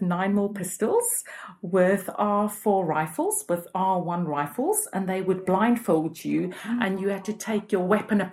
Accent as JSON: {"language": "English", "town": "Cape Town", "region": "Western Cape", "country": "South Africa", "tie": "born or raised there", "moved": "as an adult", "lives_now": "London, United Kingdom", "said": "I'm originally from Cape Town, and I moved to London 19 years ago, and I've been here ever since."}